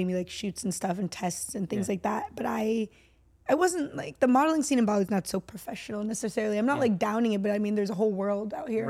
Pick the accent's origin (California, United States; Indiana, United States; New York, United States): California, United States; born there; No. I was born in Northern California. Got it. I'm American.